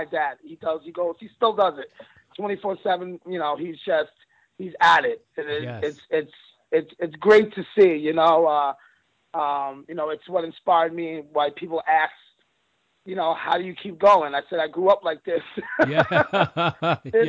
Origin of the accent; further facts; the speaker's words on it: Long Island, New York, United States; I grew up in Long Island, New York